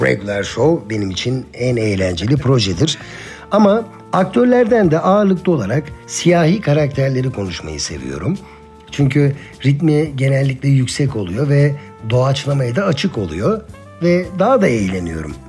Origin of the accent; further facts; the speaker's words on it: Eskişehir, Turkey; 1980 Eskişehir doğumluyum ben.